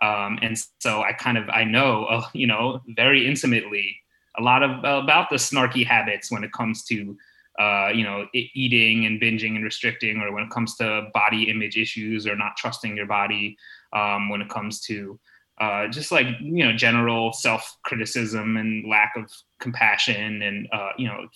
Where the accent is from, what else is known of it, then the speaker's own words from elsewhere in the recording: United States; also born or lived in Malaysia / Hong Kong; now in Boston, United States; after college, I actually left the US. I moved out to Asia